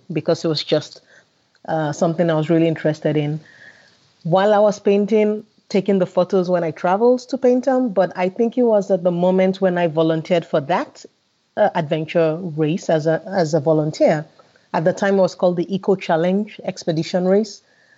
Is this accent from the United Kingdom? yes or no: no; Nigeria; now in Sweden; being Nigerian and African and growing up with a lot of color and vibrancy around me